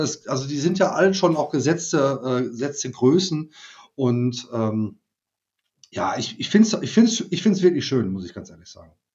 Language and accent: German; Germany; wir als Deutsche